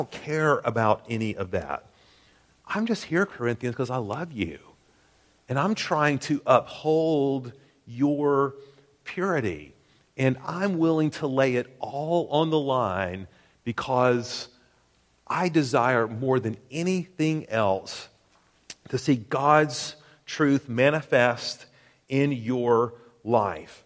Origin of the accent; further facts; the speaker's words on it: Tennessee, United States; I'm from Tennessee